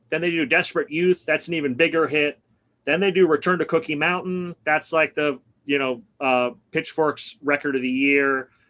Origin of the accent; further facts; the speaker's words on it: New York City, New York, United States; moved away as an adult; I grew up in Brooklyn. I basically left in 1987 when I went to college.